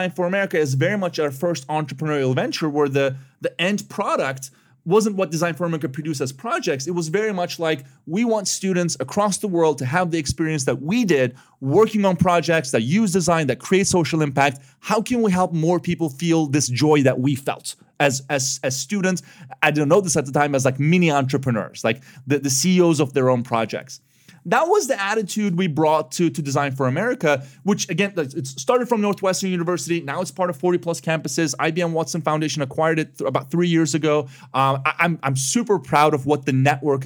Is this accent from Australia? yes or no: no; Istanbul, Turkey; moved away as an adult; also born or lived in Chicago; I was born and raised in Istanbul, Turkey, but I ended up in college in Chicago